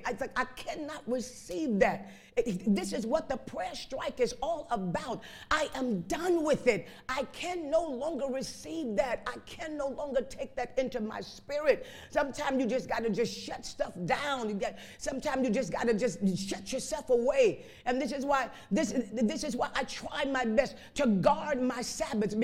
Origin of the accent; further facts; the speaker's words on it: Chicago, Illinois, United States; I was raised up in Chicago on the west side.